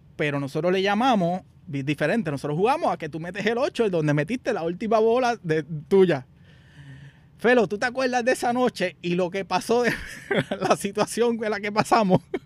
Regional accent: Puerto Rico; now in United States; Nosotros como puertorriqueños

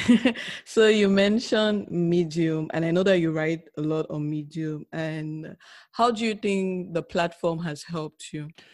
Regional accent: Cameroon; moved away; those of us who are coming from Africa or oh, let me say Cameroon, where we normally don't ask those questions

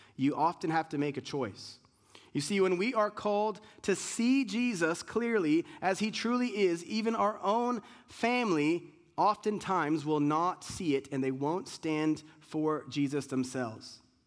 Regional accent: United States; being an American, Americans like, we don't have culture

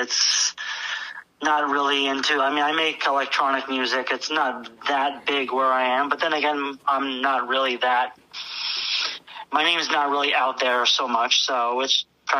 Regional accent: Toms River, New Jersey, United States; I'm from Toms River, New Jersey.

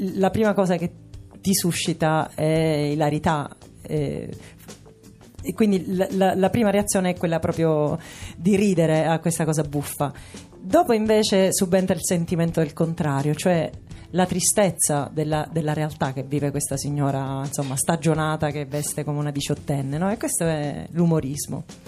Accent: Sicily, Italy; sono siciliana

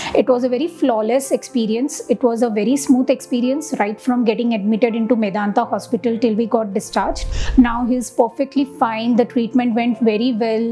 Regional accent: Mumbai, Maharashtra, India; we are basically from Mumbai and we have come all the way to Delhi

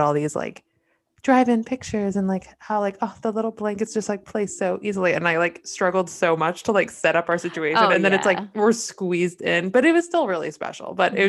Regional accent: New England, United States; growing up in New England

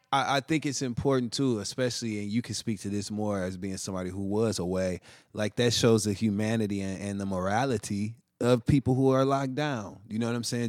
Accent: Flint, Michigan, United States; moved away as an adult; now in New York, United States; I'm from Flint, Michigan

